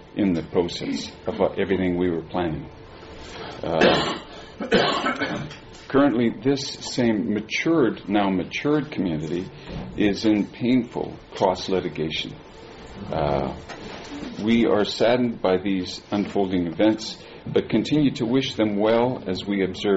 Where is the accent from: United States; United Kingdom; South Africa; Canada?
Canada; Edmonton, Alberta; moved away as an adult; also born or lived in Vancouver; now in South Surrey, Canada; we moved back to Edmonton, which is my hometown